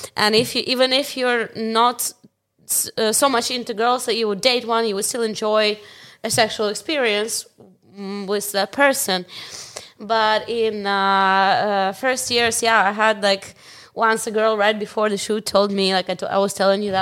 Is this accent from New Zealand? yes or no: no; Ukraine; Ukrainian, I know because I live in Ukraine. I grew up in Ukraine.